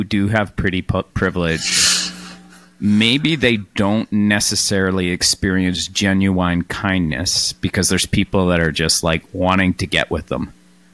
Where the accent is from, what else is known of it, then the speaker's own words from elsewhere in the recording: Canada; as a Canadian